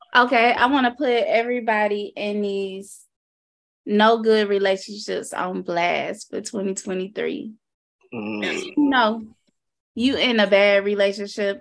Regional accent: Florida, United States; now in Minnesota, United States; I'm from Florida

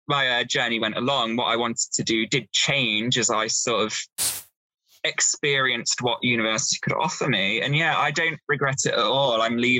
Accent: Leicester, East Midlands, United Kingdom; I'm from Leicester anyway. So I live at home and traveled in.

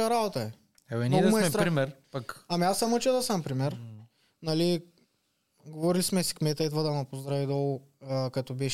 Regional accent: Karan Varbovka, Ruse Province, Bulgaria; Каран Върбовка, аз съм от Каран Върбовка

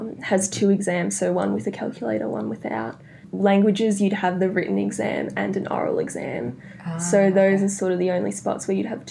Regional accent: Melbourne, Victoria, Australia; also born or lived in Netherlands; I was born in the Netherlands because my dad's Dutch. So my sister and I were born there. And then when I was about 3, we moved back to Australia because my mum's Australian. And yeah, we've been in Melbourne ever since

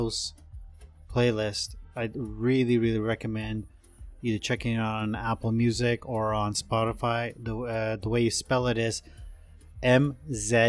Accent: India; growing up in India

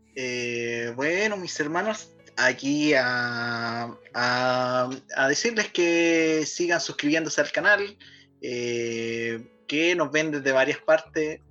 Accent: Chile; somos chilenos

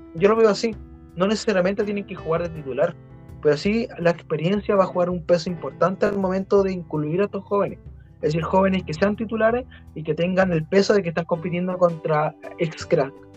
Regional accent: Chile; somos chilenos

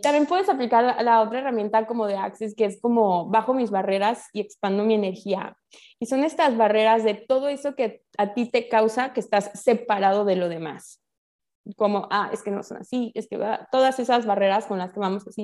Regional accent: Mexico; first language Spanish; now in Playa del Carmen, Mexico; yo nací en México, mis papás son mexicanos, pues 100% mexicana

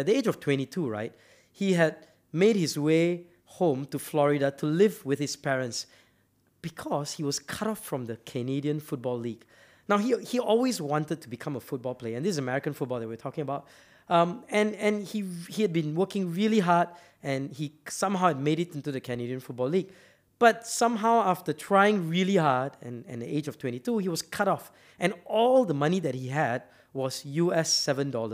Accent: Malaysia; I'm from Malaysia

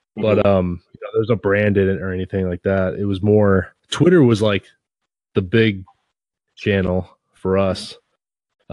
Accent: near Seattle, Washington, United States; I grew up near Seattle

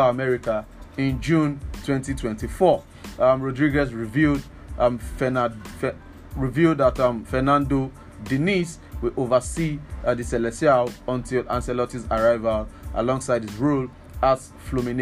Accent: Lagos, Nigeria; As a Lagos person myself, sorry, I grew up in Lagos, so we like to claim Lagos.

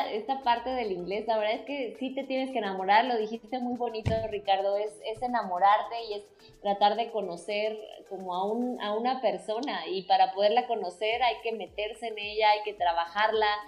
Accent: Mexico; accent: Mexican; Probablemente sea que no tengo el acento mexicano porque estudié otro idioma y a veces tiendo a mezclar los tonos eh, rusos a veces o la forma, ¿no?

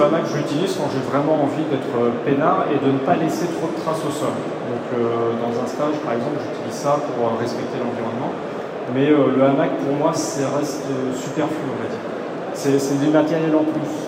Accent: Breton, Brittany, France; je suis breton de base

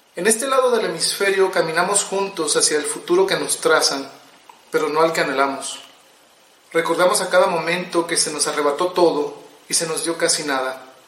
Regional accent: Monterrey, Nuevo León, Mexico; soy un escritor de Monterrey, Nuevo León, México

